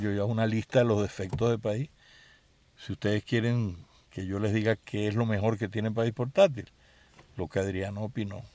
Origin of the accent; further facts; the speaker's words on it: Caracas, Capital District, Venezuela; mi infancia estuvo muy marcada por un extraordinario colegio que era el Colegio Los Caobos